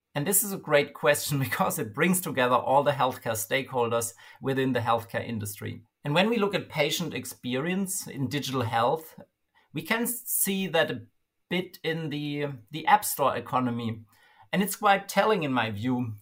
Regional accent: Germany; my home country, Germany

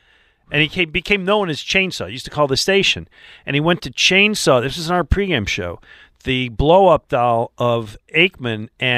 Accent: Buffalo, New York, United States; also born or lived in Detroit / Florida; now in Philadelphia, United States; I grew up in Buffalo, which is great football fans, and I lived in Detroit.

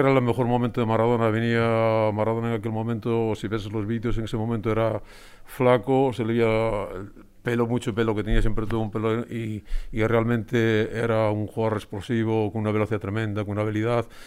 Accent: Spain; soy de Covadonga, de Barrio Covadonga

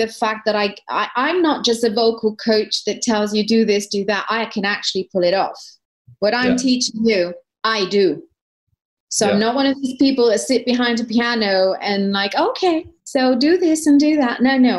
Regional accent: East Putney, London, United Kingdom; Well, I was from East Putney.

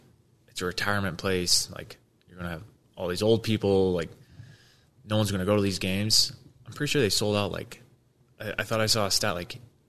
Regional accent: Utah, United States; playing pro hockey in my home state

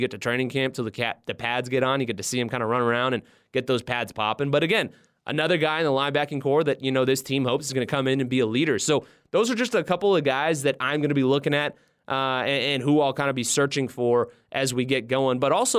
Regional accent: California, United States; And like, I'm originally from California.

